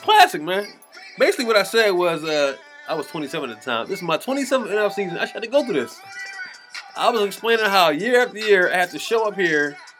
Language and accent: English; Philadelphia, Pennsylvania, United States; I'm from West Philly.